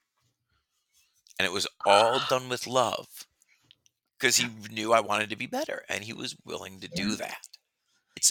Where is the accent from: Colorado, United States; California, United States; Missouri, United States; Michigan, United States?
Michigan, United States; Detroit; moved away as an adult; also born or lived in New Orleans; now in Las Vegas, United States; I grew up in Detroit